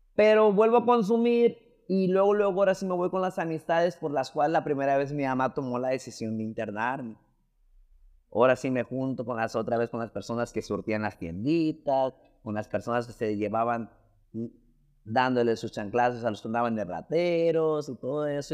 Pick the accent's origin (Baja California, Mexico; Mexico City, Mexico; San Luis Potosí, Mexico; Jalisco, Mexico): Jalisco, Mexico; Las Palmas; yo soy de Las Palmas, Jalisco, es un pueblo